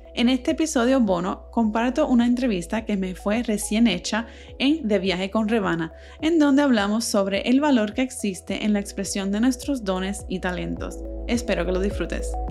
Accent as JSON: {"language": "Spanish", "country": "Puerto Rico", "moved": "as an adult", "lives_now": "California, United States", "said": "yo me fui de Puerto Rico y me mudé a California para, seguir estudiando"}